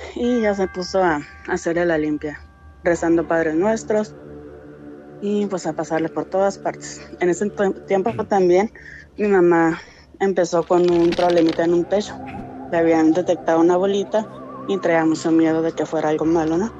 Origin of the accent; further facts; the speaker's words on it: San Felipe, Baja California, Mexico; De San Felipe, Baja California